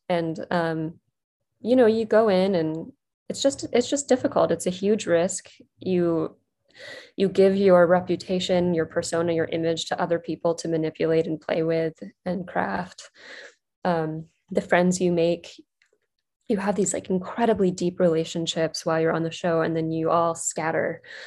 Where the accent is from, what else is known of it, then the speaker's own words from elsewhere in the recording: West Virginia, United States; moved away as an adult; also born or lived in New York City / Durham, North Carolina; I grew up in West Virginia